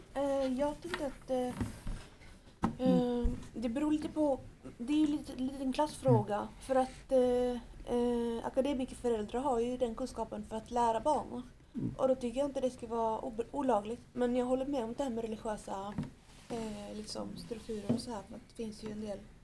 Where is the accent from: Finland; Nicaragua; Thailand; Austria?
Nicaragua; now in Sweden; när jag var liten så var, åt jag ju väldigt bra mat hemma i Nicaragua